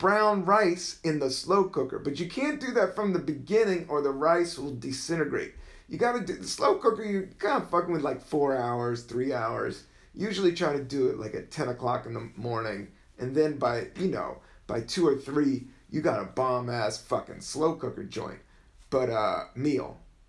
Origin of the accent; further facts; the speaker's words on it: the South, United States; I am from the South